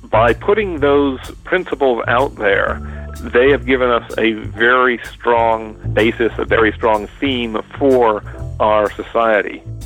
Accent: Middlesex County, Massachusetts, United States; I grew up in Middlesex County, Massachusetts

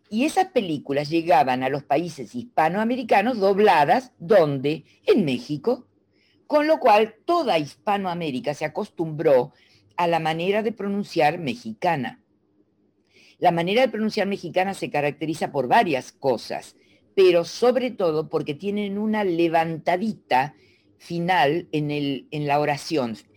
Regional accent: Argentina; Porque para la zona de la Argentina de donde yo soy, la S del medio era aspirada, pero para, para acá no. Para acá se pronuncian todas.

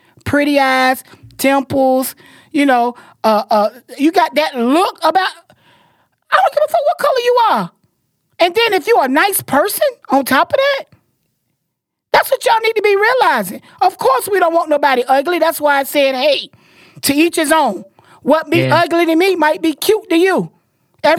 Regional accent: Florida, United States; I'm a girl and I'm from Florida

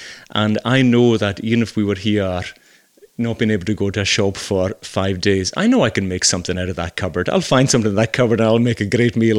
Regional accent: Scotland, United Kingdom; accent: Hebridean; Even I remember moving to the mainland the first time and my accent is a wee bit different to the rest of Scotland and certainly Glasgow.

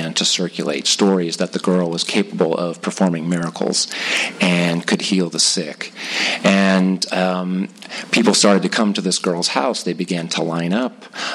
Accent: Whittier, California, United States; also born or lived in La Mirada / Los Angeles; grew up in Whittier, and that's where I went to school and then graduated from high school

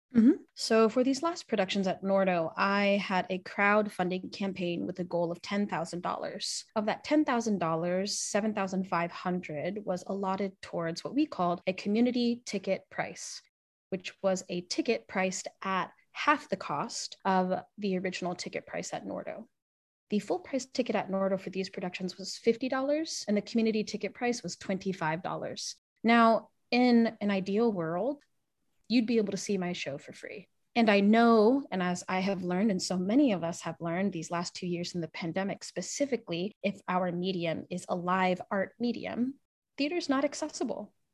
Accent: Pacific Northwest, United States; I'm a first generation Filipino, Chinese, Hawaiian, American, growing up in the Pacific Northwest and repping the culture that is here

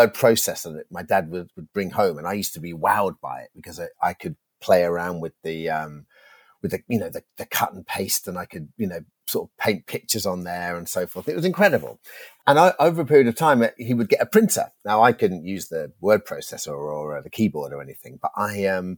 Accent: United Kingdom; I grew up outside London in an Irish family

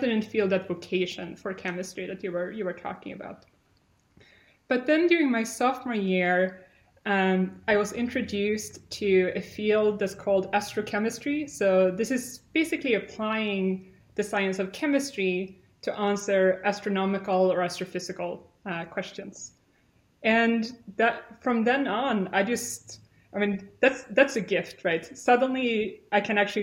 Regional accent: Sweden; moved away as an adult; also born or lived in California; as I said, I'm from Sweden. I grew up in a pretty typical Swedish family

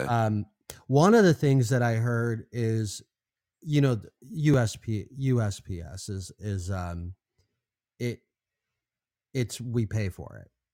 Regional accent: California, United States; now in Arizona, United States; growing up in California

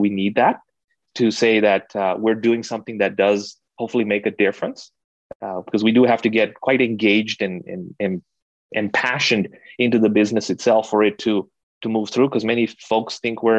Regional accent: Kenya; moved away; I was born and raised in Kenya

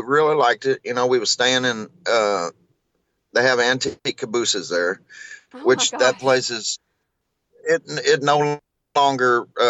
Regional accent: 45 minutes north of Branson, Missouri, United States; also born or lived in Springfield, Missouri / Texas; Well, I was born in Springfield, Missouri, and I was raised about 45 minutes north of Branson.

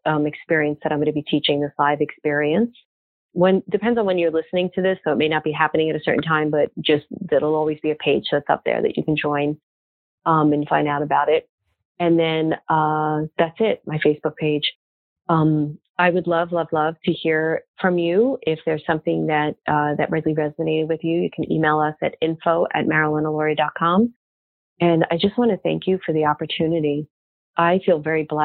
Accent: Brooklyn, New York, United States; moved away; I'm from Brooklyn originally

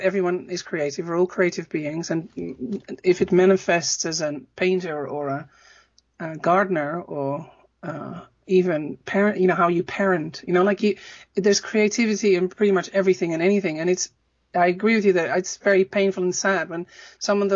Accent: Netherlands; moved away; also born or lived in Amsterdam; I'm from Holland originally

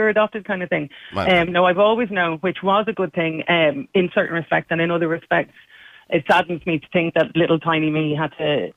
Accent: Dublin, Leinster, Ireland; I was born in Hollis Street Hospital

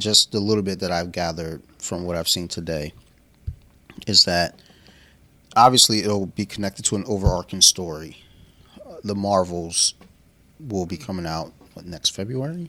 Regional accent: United States; I'm American

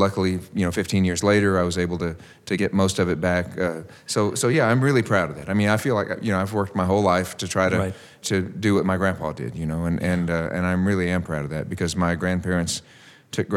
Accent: Gulf Coast of Texas, United States; growing up on the Gulf Coast of Texas, on the Gulf Coast plain down there

